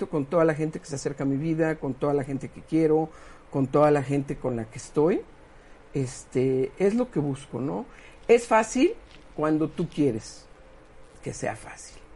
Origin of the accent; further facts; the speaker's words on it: San Pedro Cholula, Puebla, Mexico; yo, soy de Cholulandia. Este, que mira, que San Pedro Cholula está muy bien, ¿no?